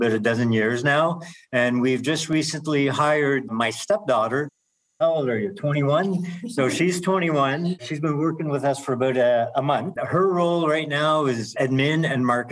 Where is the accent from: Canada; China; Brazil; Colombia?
Canada; being Canadian